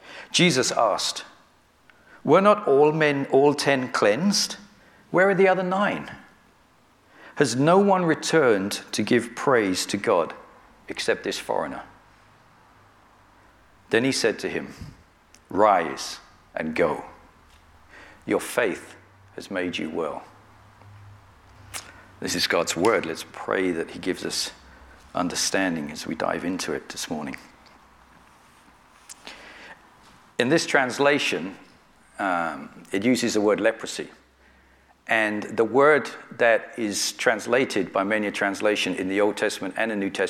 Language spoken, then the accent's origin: English; Northwood Hills, London, United Kingdom; now in Hayes, United Kingdom; though I grew up in London. I grew up in Hillingdon. I live in Hillingdon now. We live in Hayes.